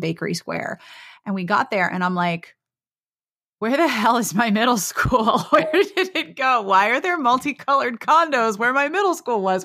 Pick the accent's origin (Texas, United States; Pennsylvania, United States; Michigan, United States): Pennsylvania, United States; Pittsburgh; moved away; you live in my hometown